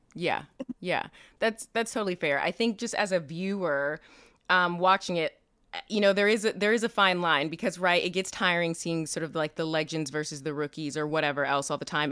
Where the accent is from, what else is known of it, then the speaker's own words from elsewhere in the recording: Kansas City, United States; we're both from Kansas City